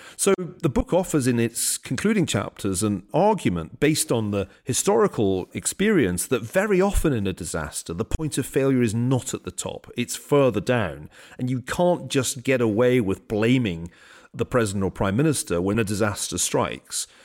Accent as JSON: {"language": "English", "town": "Glasgow", "region": "Scotland", "country": "United Kingdom", "tie": "born or raised there", "said": "when I was growing up in Glasgow."}